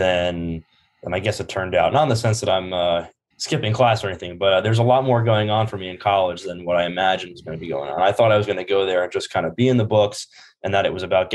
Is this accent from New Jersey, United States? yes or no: yes; Howell, New Jersey, United States; moved away as an adult; now in Charlottesville, United States; I'm from Howell, New Jersey, originally.